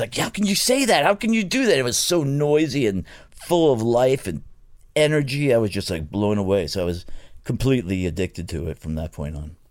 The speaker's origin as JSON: {"language": "English", "region": "New York", "country": "United States", "tie": "born or raised there", "also_born_or_lived": "Florida", "accent": "New York", "moved": "yes", "said": "I grew up in New York, and then my mother decided to move to Florida in the backwoods of Florida"}